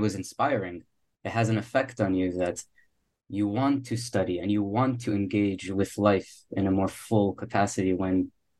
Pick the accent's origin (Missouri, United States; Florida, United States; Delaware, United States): Florida, United States; Miami; visiting friends in New York, in Boston, and I'm from Miami, So it's a lot of fun to get out and get to the cold and experience that. And it's nice also to be back in Miami.